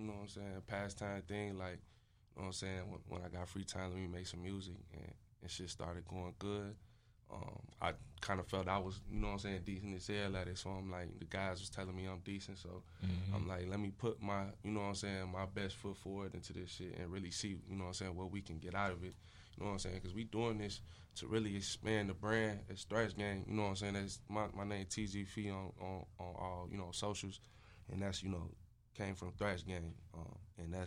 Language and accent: English; Maywood, Illinois, United States; also born or lived in Austin, Chicago; I'm from Maywood.